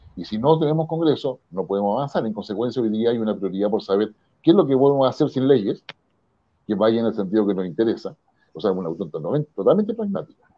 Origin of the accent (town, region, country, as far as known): Chile